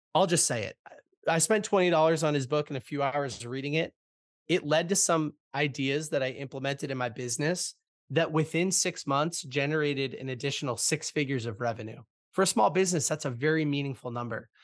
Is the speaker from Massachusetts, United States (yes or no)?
yes; Boston, Massachusetts, United States; I'm born and raised in Boston, Massachusetts